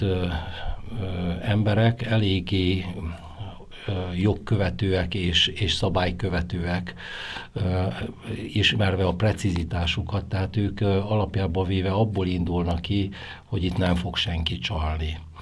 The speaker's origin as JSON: {"language": "Hungarian", "town": "Oradea", "region": "Bihor County", "country": "Romania", "tie": "born or raised there", "moved": "yes", "lives_now": "Kisgyőr, Hungary", "said": "ahol én születtem Nagyváradon, ott nagyon sokan dolgoztak ebbe a szakmába"}